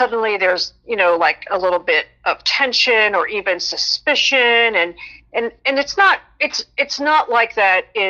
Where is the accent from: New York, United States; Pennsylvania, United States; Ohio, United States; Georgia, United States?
Pennsylvania, United States; Philadelphia; I grew up in Philadelphia. I went to Temple University, stayed local